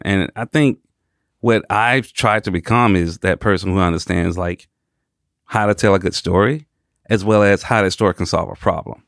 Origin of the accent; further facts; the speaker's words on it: Atlanta, Georgia, United States; born and raised in Atlanta, Georgia.